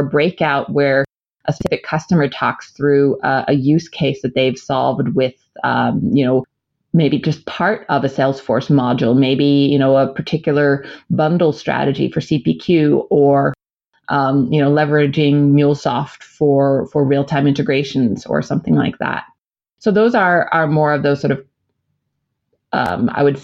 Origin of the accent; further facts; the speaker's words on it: United States; moved away; As an American